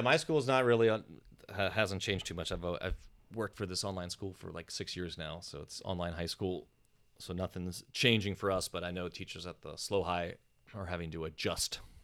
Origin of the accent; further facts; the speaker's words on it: East Coast, United States; moved away as an adult; now in California, United States; I didn't move to California until I was thirty, and growing up on the East Coast